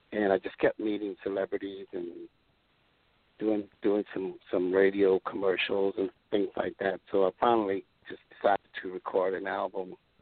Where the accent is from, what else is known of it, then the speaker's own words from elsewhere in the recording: New Orleans, Louisiana, United States; moved away; also born or lived in Denver, Colorado; growing up in New Orleans